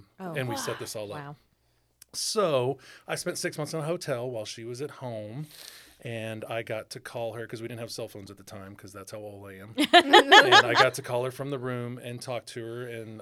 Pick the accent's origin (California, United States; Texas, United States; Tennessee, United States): Texas, United States; Houston; moved away as an adult; also born or lived in Austin, Texas / Albuquerque, New Mexico; I grew up in the Houston area, went to the school in Austin, and decided to stay in Austin to actually work for a builder there, David Weekly Homes.